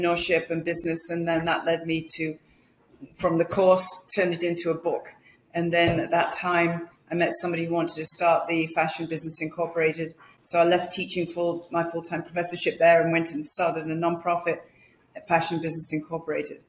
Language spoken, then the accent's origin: English; Manchester, North West England, United Kingdom; moved away as an adult; also born or lived in London; I was born in Manchester in England